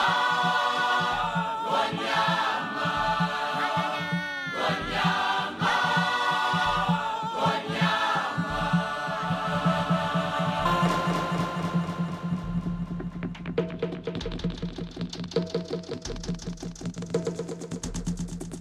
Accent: Cape Verde; now in Manchester, United Kingdom; I'm from Cape Verde. I live in UK, Manchester.

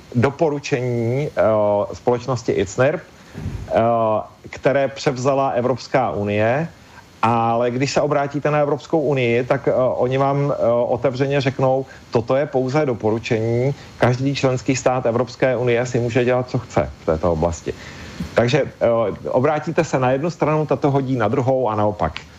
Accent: Czechia; u nás v Čechách

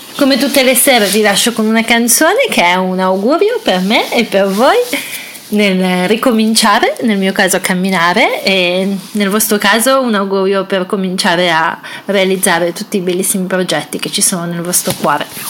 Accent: Italy; l'Italia, che è il mio paese

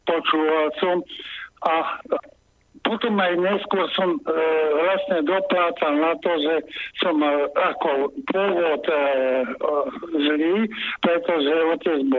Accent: Slovakia; moved away as an adult; also born or lived in the West; Ja som aj opustil republiku, žil som na západe a stretol som sa s ľuďmi a pocitom, že sme Slováci

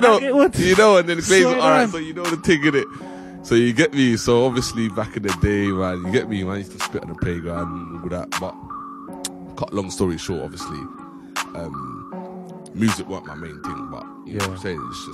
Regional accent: London, United Kingdom; Nah, basically, I'm from North London, Islington.

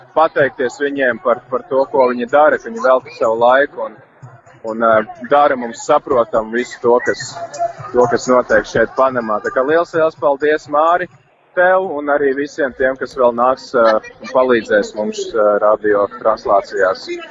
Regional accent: Latvia; Mēs šeit esam trīs garīdznieki no Latvijas

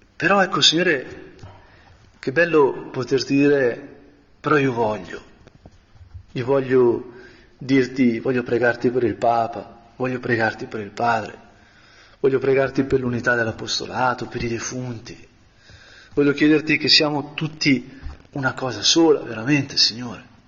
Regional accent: Brianza, Lombardy, Italy; da buon Brianzolo

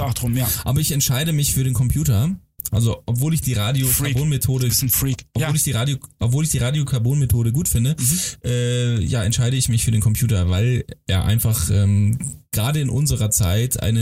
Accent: Hamburg, Germany; …, weil ich komme aus Hamburg.

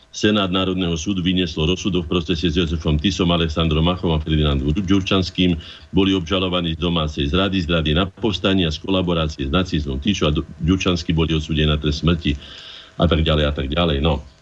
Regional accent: Slovakia; ako jediný Slovák

